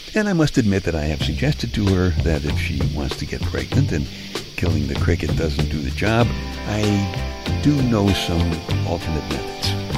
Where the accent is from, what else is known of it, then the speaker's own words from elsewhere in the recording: New York City, New York, United States; moved away; Now, I'm from Brooklyn. I grew up in Brooklyn